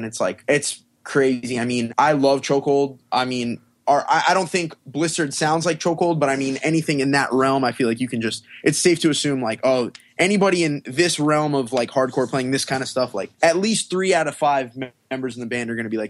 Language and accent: English; Pembroke Pines, Florida, United States; Yeah, I grew up in Pembroke Pines, and that is where I currently live. It is a suburb about halfway between Miami and Fort Lauderdale.